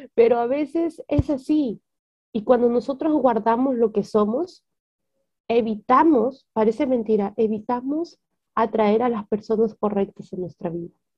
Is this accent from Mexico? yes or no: no; Peru; Tengo 26 años, soy peruana